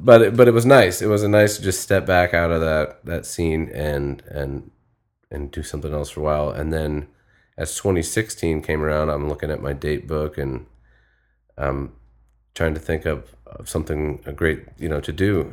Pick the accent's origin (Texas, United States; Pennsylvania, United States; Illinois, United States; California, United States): Illinois, United States; Springfield; moved away as an adult; now in Florida, United States; I'm originally from Springfield, Illinois